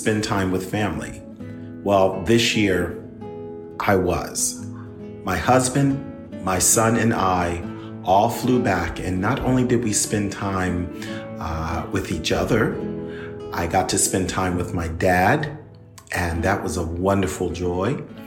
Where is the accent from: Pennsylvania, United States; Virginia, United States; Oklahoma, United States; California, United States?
Pennsylvania, United States; Philadelphia; moved away; my hometown, which is Philadelphia